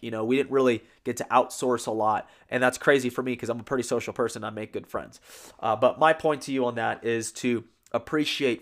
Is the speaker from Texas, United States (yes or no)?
yes; San Antonio, Texas, United States; I'm from San Antonio, Texas